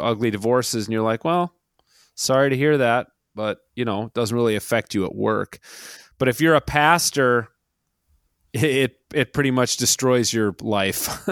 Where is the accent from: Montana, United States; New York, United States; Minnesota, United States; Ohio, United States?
Minnesota, United States; Minneapolis; I grew up in the Twin Cities